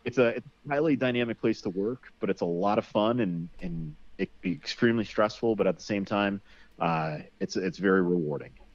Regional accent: Connecticut, United States; I grew up in Connecticut

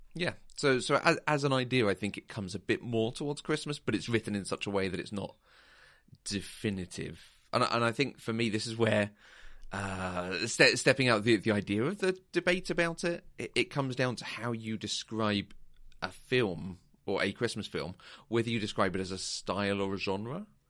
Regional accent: United Kingdom; as a Brit

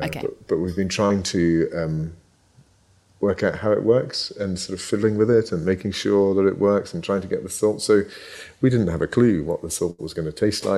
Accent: Scotland, United Kingdom; I was born in Ayrshire, so I was born and bred in Ayrshire. I was sent off to school, and it got beaten out of me, I think. But but no, I am 100% Scottish

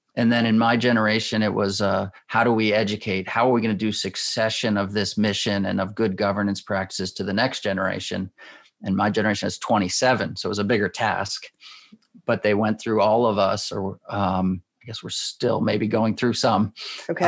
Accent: Schenectady, New York, United States; I grew up in Schenectady, New York

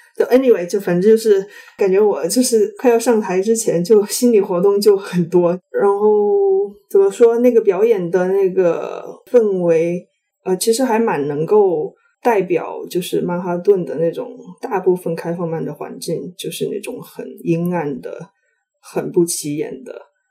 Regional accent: China; first language Chinese; moved away as an adult; also born or lived in United States; now in New York, United States; 所以我现在身在美国，我对国内就是可能就是大家每天想的、每天讨论的、每天关心的东西，可能没有那么了解。

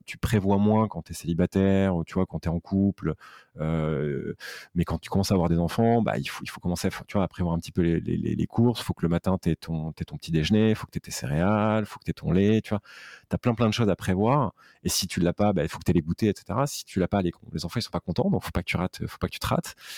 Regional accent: Aix-en-Provence, Provence-Alpes-Côte d'Azur, France; moved away as an adult; now in Paris, France; je suis originaire d'Aix-en-Provence, d'une maman corse et d'un papa polono provençal.

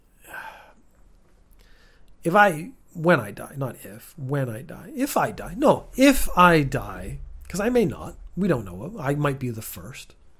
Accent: Canada; born or raised there; moved away as an adult; also born or lived in Northern Ireland, United Kingdom; now in Japan

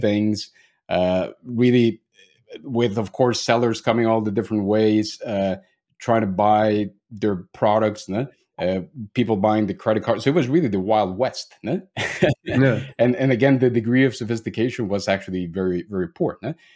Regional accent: Mexico; moved away as an adult; now in Germany; I'm actually originally from Mexico, but have been living in Germany already for almost ten years

